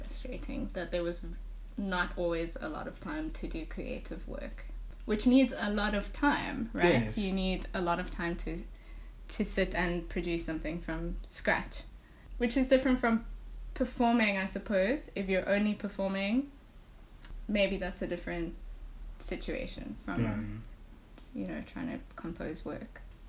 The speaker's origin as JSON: {"language": "English", "country": "South Africa"}